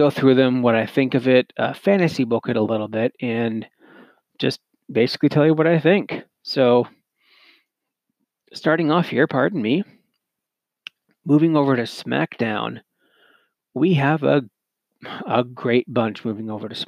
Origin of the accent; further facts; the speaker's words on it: Canada; being a Canadian myself